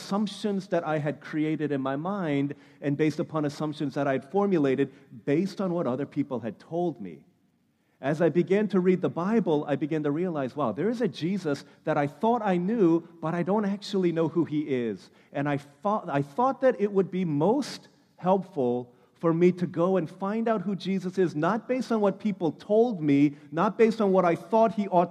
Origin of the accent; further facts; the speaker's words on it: United States; I am fully Korean. I was born in America, but both of my parents are Korean.